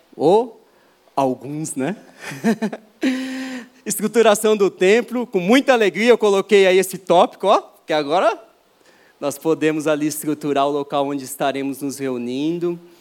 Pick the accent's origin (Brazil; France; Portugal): Brazil; São Paulo; Eu nasci aqui em São Paulo, em oitenta e seis